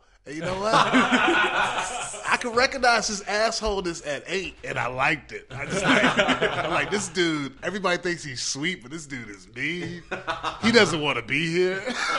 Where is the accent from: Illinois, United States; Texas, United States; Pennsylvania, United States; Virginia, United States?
Virginia, United States; Newport News; also born or lived in Hampton, Virginia; I'm from Hampton, really? Virginia, Newport News, Virginia.